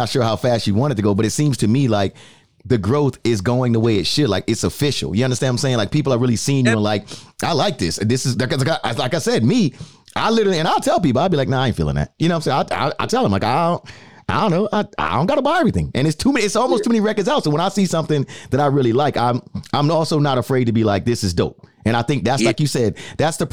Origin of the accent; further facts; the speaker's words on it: New York City, New York, United States; I'm from the Bronx. So I can tell you, I'm from the Bronx, New York